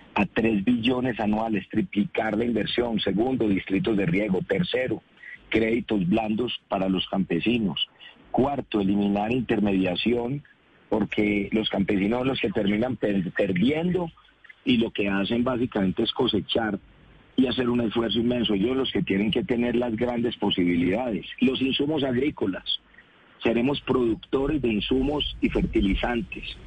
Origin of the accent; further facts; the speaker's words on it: Colombia; si nos unimos como colombianos